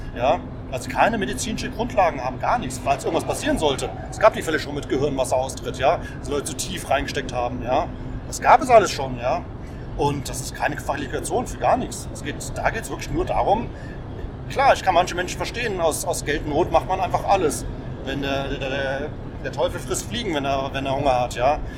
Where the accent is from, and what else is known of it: Germany